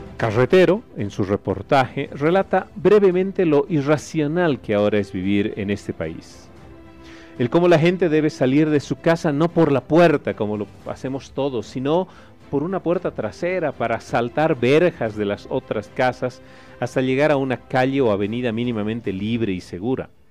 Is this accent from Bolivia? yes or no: yes; Bolivia